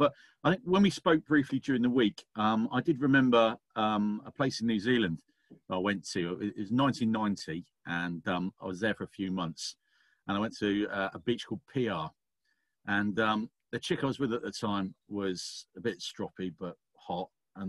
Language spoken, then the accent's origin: English; West Country, South West England, United Kingdom; also born or lived in Taunton; as a kid, I was brought up in the West Country